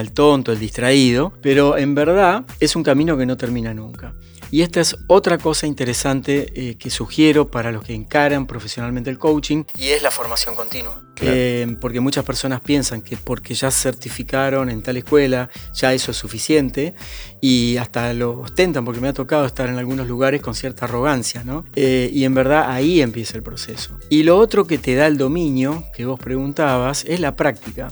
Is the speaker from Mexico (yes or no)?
no; Argentina; en mi país Argentina